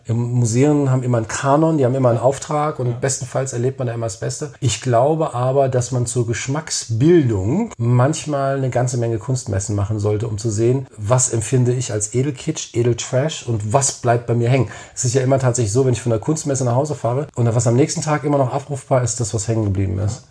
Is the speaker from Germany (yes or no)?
yes; Frankfurt, Hesse, Germany; in meiner Heimatstadt